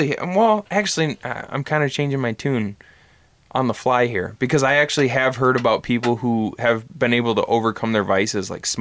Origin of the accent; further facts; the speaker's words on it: Bad Axe, Michigan, United States; I grew up in Bad Axe